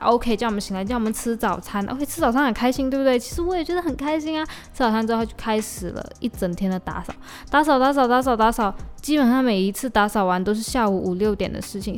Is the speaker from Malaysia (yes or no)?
yes; Malaysia; accent: Malaysian; 我的马来西亚腔出来